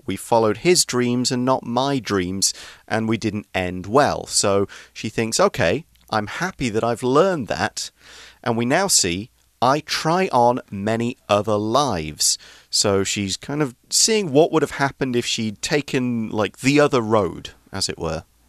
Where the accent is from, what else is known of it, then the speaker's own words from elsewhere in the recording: England, United Kingdom; we've got one of the oldest pubs in the world in my hometown.